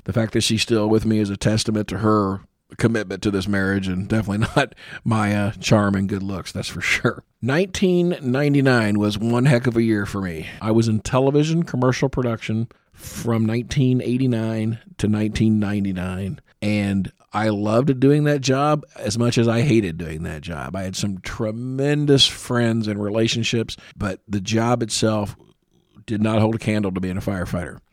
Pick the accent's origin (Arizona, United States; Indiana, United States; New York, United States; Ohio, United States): Indiana, United States; Columbus; I was born and raised in Columbus, Indiana